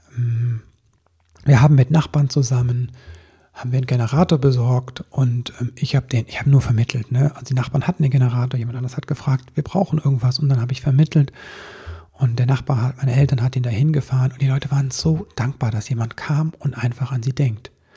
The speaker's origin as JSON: {"language": "German", "town": "Stolberg", "region": "North Rhine-Westphalia", "country": "Germany", "tie": "born or raised there", "said": "Stolberg, eine der Städte, die betroffen sind, ist meine Heimatstadt. Ich habe da einen Großteil meiner Kindheit und Jugend verbracht"}